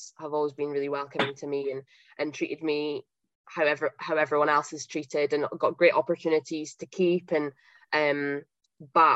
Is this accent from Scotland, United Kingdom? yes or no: yes; Huntly, Scotland, United Kingdom; I'm from Huntley, so I grew up and I played at Huntley Cricket Club